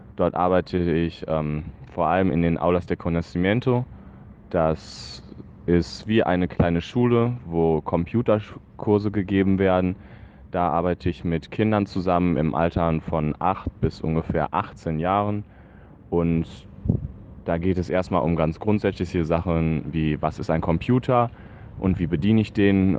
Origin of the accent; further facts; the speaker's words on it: Essen, North Rhine-Westphalia, Germany; moved away as an adult; now in Guayaquil, Ecuador; ich bin aus Essen und momentan befinde ich mich gerade in Guayaquil